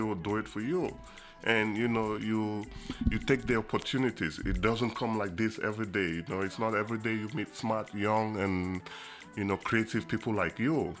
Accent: Buea, Southwest Region, Cameroon; moved away as an adult; also born or lived in Asia / United States; now in Kingston, Jamaica; I was born in Boya, and I did all my education in Boya, Cameroon, in the beautiful city

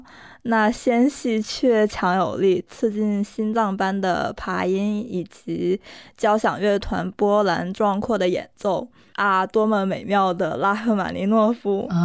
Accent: Northeast China, China; first language Korean; Chinese is a second language; 我老家确实有非常多的山，然后冬天的时候确实嗯。上面全都是雪

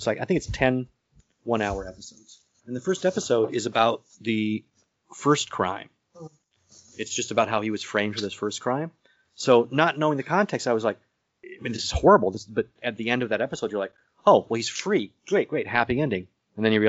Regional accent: Nebraska, United States; now in New York, United States; I'm from Nebraska, too

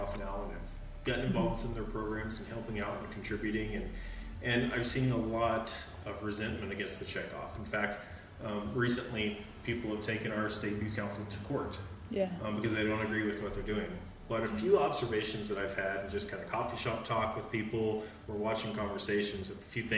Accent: Southeast, United States; moved away; also born or lived in the West; growing up in the Southeast, I was involved in the cattle business

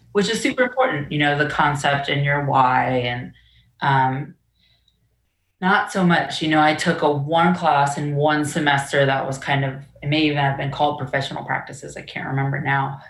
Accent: Orange County, Virginia, United States; growing up in Orange, I definitely felt um, different

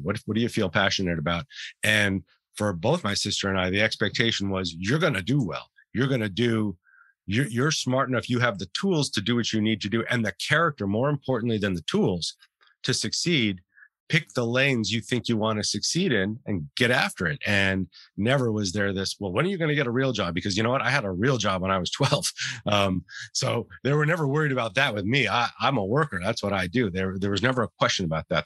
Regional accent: Santa Fe, New Mexico, United States; We grew up in New Mexico, in Santa Fe, New Mexico

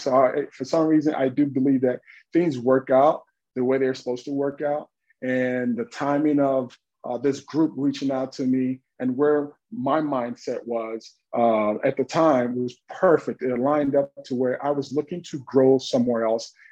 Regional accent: Dallas, Texas, United States; I'm from Dallas, Texas, uh, really urban Texas

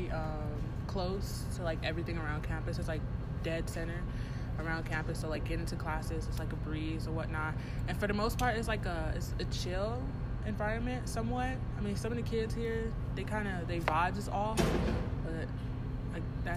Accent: Houston, Texas, United States; moved away as an adult; now in Tucson, United States; I'm from Houston, Texas

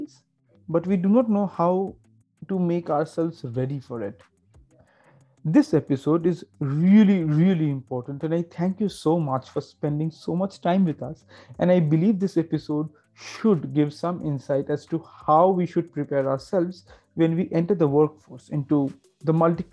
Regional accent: Kolkata, West Bengal, India; I grew up in Calcutta, which is a little different from other major cities in India.

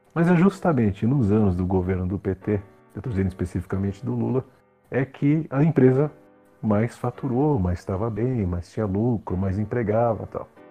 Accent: Brazil; a gente como brasileiro

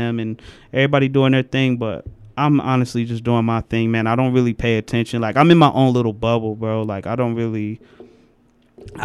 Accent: Detroit, Michigan, United States; I'm from Schoolcraft

